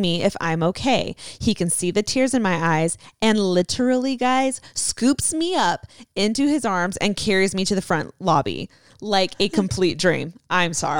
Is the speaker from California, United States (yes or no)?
yes; Southern California, United States; We're both from Southern California